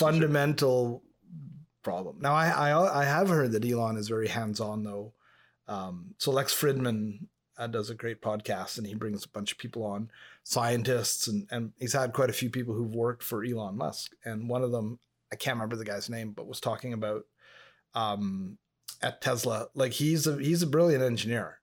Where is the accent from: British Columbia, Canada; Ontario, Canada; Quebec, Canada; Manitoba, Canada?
Quebec, Canada; Montreal; first language English; I grew up in proximity to Montreal